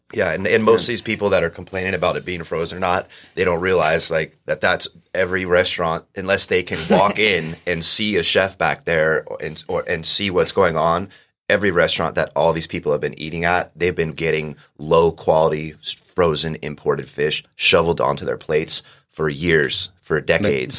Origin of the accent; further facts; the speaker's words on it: Oceanside, California, United States; I grew up in Oceanside